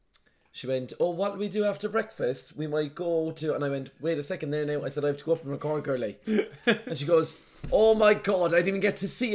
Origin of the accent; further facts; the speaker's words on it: Cork, Munster, Ireland; moved away; we're from Cork as well